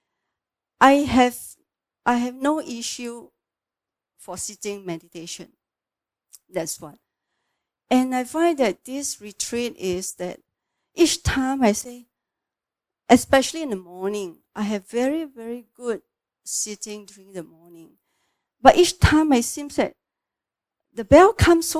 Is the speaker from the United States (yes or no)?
no; Singapore; I'm from Singapore